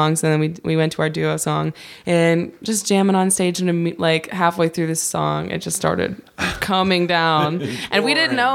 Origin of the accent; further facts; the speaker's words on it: Kirkwood, Missouri, United States; I grew up in Kirkwood